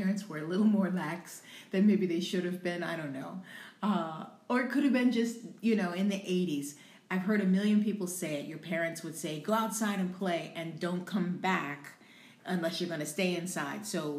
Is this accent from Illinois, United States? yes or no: no; Louisiana, United States; also born or lived in Albuquerque, New Mexico / Washington State; My father was in the military, so we traveled a lot. And I was born in New Mexico, Albuquerque, New Mexico. Then we lived in Washington State, and then we moved to Louisiana.